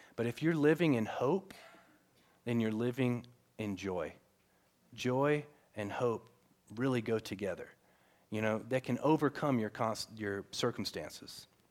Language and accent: English; the South, United States; I grew up in the South